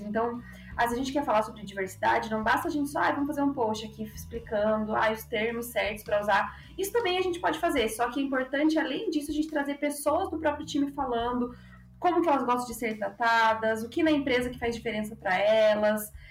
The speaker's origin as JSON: {"language": "Portuguese", "town": "Ponta Grossa", "region": "Paraná", "country": "Brazil", "moved": "yes", "lives_now": "São Paulo, Brazil", "said": "sou da cidade de Ponta Grossa, do Cris também, mas moro em São Paulo hoje em dia"}